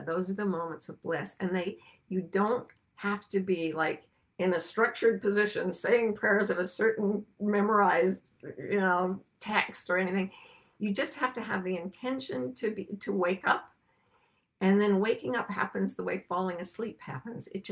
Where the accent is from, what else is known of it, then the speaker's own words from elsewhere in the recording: near the Great Salt Lake, Utah, United States; I grew up near the Great Salt Lake, which was an ocean that just evaporated and left salt flats.